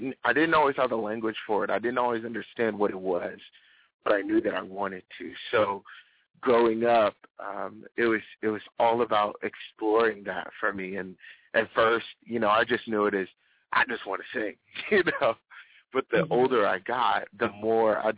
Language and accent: English; Lynchburg, Virginia, United States; from Lynchburg, Virginia. That's where our church is from. That's where I'm from.